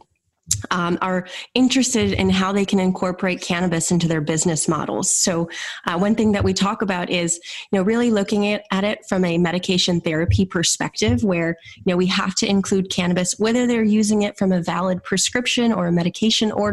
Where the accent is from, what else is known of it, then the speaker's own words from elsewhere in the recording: Minnesota, United States; I returned to my home state of Minnesota